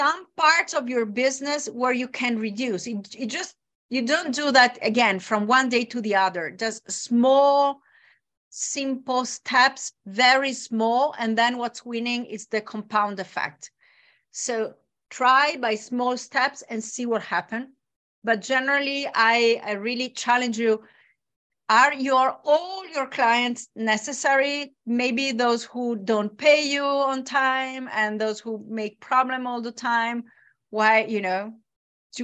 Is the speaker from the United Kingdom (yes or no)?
no; Bologna, Emilia-Romagna, Italy; my hometown, Bologna.